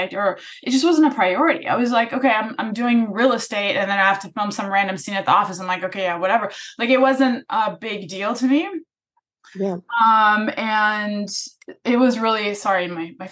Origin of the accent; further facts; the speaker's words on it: Germany; moved away as an adult; now in Los Angeles, United States; I'm from Germany. I moved here and to go to Pepperdine University to study advertising